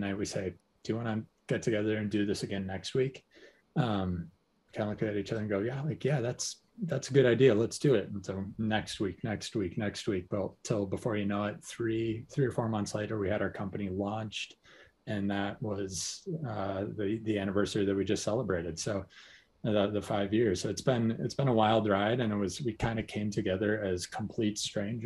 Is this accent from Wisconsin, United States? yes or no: yes; Hudson, Wisconsin, United States; I'm originally from Hudson, Wisconsin